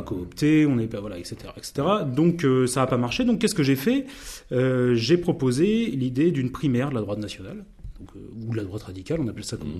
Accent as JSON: {"language": "French", "region": "Normandy", "country": "France", "said": "moi, je suis normand"}